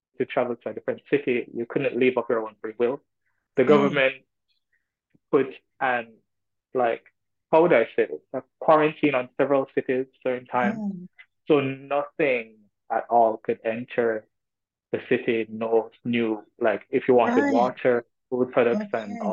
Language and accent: English; Jamaica; moved away as an adult; also born or lived in China; being Jamaican